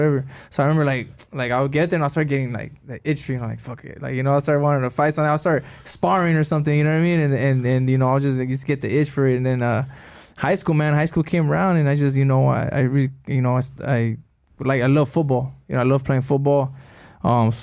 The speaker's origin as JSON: {"language": "English", "town": "El Monte", "region": "California", "country": "United States", "moved": "yes", "said": "I was from El Monte"}